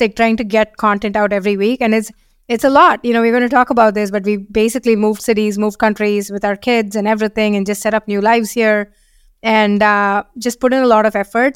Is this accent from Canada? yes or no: no; India; moved away as an adult; also born or lived in Seattle, United States / San Francisco, United States; now in London, United Kingdom; we are from India